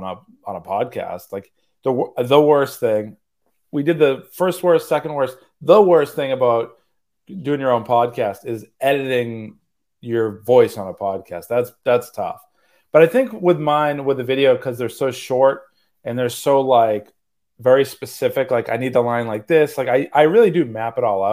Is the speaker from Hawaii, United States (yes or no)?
no; Massachusetts, United States; moved away as an adult; also born or lived in New York; I moved to Massachusetts where I grew up in Massachusetts. So we moved back here